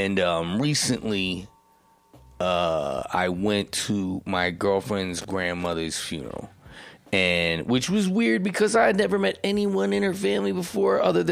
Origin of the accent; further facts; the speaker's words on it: Essex County, New Jersey, United States; moved away; I'm from Essex County